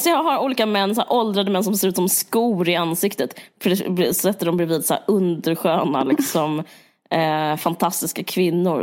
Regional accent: Sweden; vi är ju svenskar

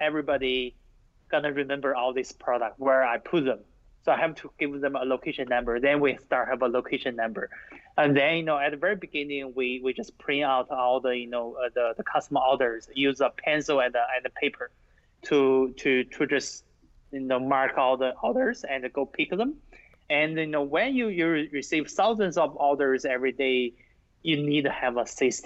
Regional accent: China; now in United States; When I grew up in China

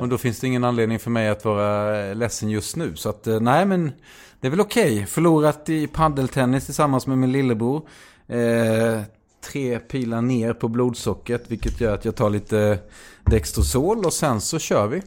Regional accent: Småland, Sweden; jag är smålänning

